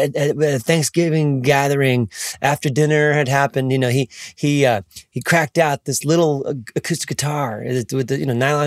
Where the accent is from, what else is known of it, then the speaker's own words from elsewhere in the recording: Pontiac, Michigan, United States; now in Nashville, United States; I was born in Pontiac, Michigan, outskirts of Detroit